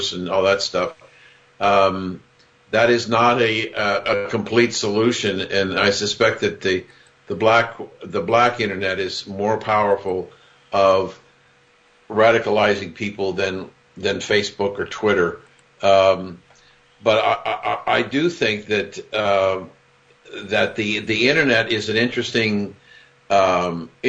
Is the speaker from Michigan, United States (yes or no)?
no; Columbus, Ohio, United States; growing up in Columbus, Ohio